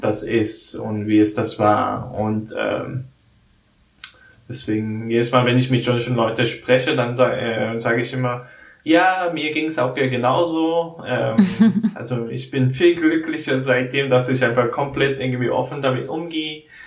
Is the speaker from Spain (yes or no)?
no; South Korea; German is a second language; moved away; in Korea, wo ich herkomme